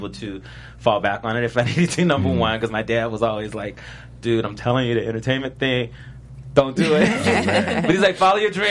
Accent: Richmond, Virginia, United States; and I was from Richmond, Virginia, and I was in a punk rock band right before I went there.

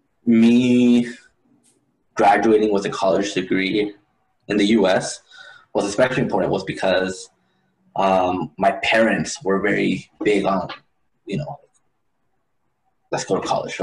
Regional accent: Hayward, California, United States; also born or lived in El Paso, Texas / Ciudad Juarez, Chihuahua, Mexico; And then in the middle of that fifth year of my life, we actually packed it up and went to Hayward, California

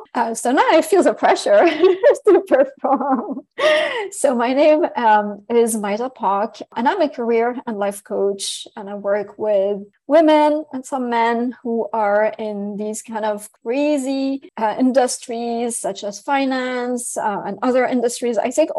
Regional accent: Syria; English is a second language; also born or lived in France; I was born in France from Lebanese, Syrian, Armenian parents who left France to go back to Syria.

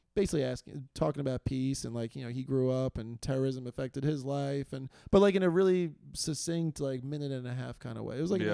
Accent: New York City, New York, United States; we grew up in Queens together.

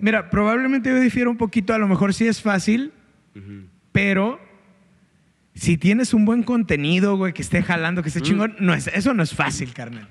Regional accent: Guanajuato, Mexico; now in Monterrey, Mexico; soy un engrido de Guanajuato. Creo que soy un vato que está súper orgulloso de ser de Guanajuato

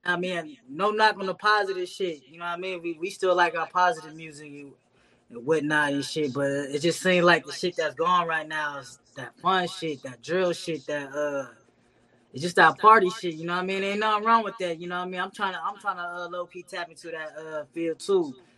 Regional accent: North Las Vegas, Nevada, United States; growing up in the North, man, it was, you know, it was very chill.

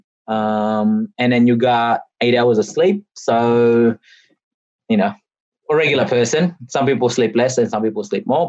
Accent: Australia; I've done multiple moves in my, you know, in my time in Australia, whether as a kid or as an adult

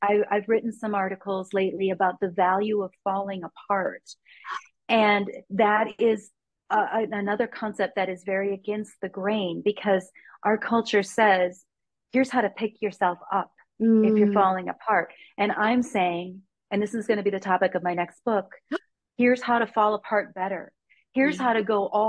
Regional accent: United States; I'm from the United States

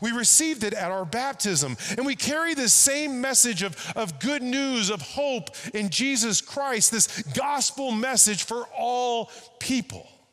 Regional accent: Texas, United States; now in Long Beach, United States; I'm from Texas.

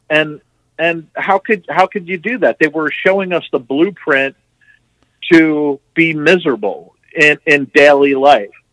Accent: New Jersey, United States; moved away; also born or lived in Florida; I grew up in New Jersey, and then later I moved down to Florida

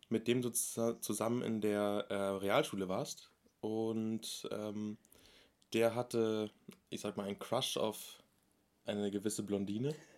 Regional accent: Munich, Bavaria, Germany; ich bin 23 Jahre alt, ich komme aus München

